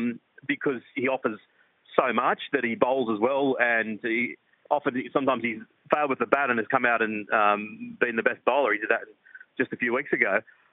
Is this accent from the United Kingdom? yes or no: no; Australia; as an Australian fan, every time he gets the ball, then you get a sense of confidence.